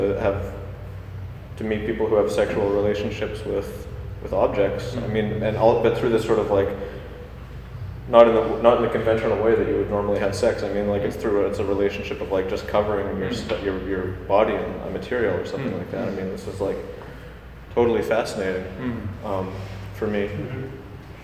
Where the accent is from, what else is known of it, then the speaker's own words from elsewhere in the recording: Vancouver, British Columbia, Canada; I'm from Vancouver